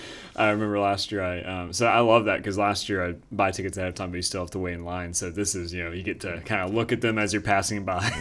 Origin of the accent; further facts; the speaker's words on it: Winston-Salem, North Carolina, United States; now in Raleigh, United States; I'm from Winston-Salem. We have the Dixie Classic Fair. I've been going to that since, uh, yeah, I was, I was very small. Now I live in Raleigh.